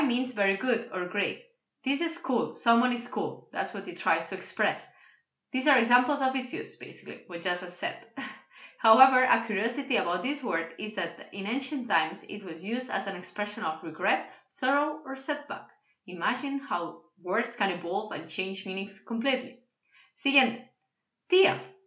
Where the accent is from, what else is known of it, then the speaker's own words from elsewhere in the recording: Catalonia, Spain; first language Catalan; Spanish is a second language; Cataluña, de donde soy yo